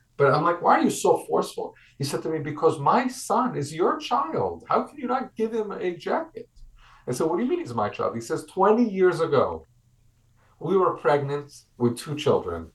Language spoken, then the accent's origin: English; United States; now in Israel; I'm an American.